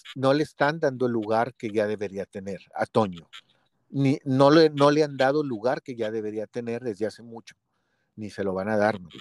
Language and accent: Spanish; Monterrey, Nuevo León, Mexico; me toca a mí como regio